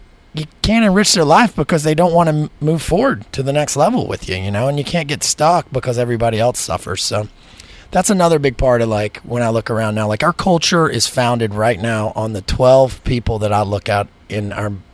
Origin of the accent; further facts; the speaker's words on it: the South, United States; I'm from the South